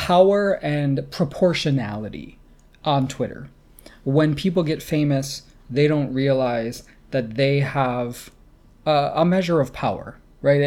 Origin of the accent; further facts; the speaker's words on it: United States; I grew up in the States